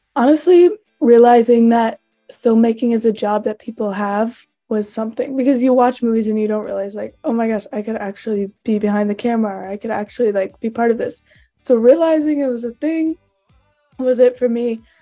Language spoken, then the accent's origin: English; St. Louis, Missouri, United States; moved away as an adult; now in Iowa, United States; I am originally from St. Louis, Missouri